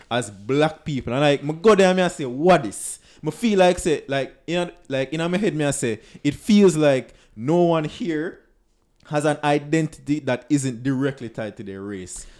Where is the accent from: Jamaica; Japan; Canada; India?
Jamaica; I am comfortable in my identity. as a Jamaican.